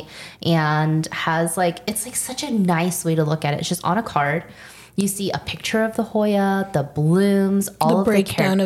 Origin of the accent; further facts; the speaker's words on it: United States; I am American